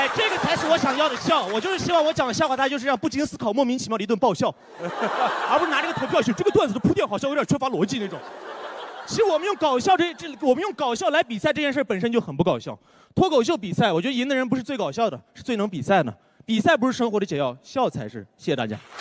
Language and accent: Chinese; Karamay, Xinjiang, China; 我来自新疆克勒玛依